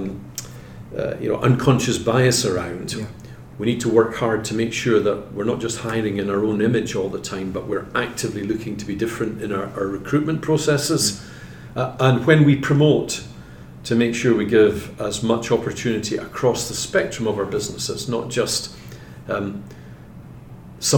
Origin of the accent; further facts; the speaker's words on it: Scotland, United Kingdom; I'm from Scotland